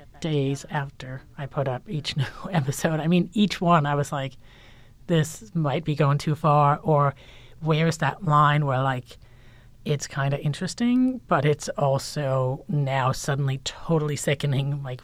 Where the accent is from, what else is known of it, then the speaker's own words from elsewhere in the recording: Denmark; And I think I was also just raised as a woman, and I'm from Denmark, and Scandinavia is very like, don't stand up and draw attention to yourself.